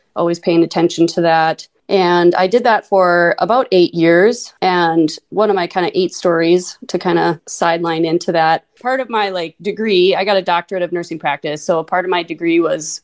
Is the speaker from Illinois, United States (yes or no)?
no; Minot, North Dakota, United States; accent: long O's, Minnesota; also born or lived in Mesa, Arizona; now in Fargo, United States; I grew up in Minot, North Dakota. Until I was 6, I lived in Mesa, Arizona